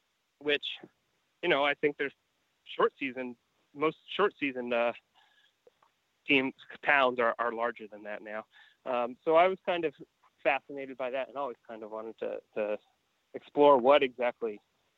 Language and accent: English; Portland, Maine, United States; moved away; as a kid growing up in Maine